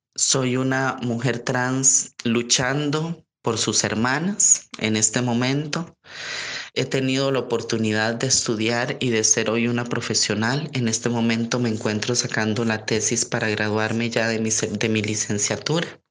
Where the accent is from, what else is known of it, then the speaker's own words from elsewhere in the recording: San José, Costa Rica; en mi ciudad San José y en mi país Costa Rica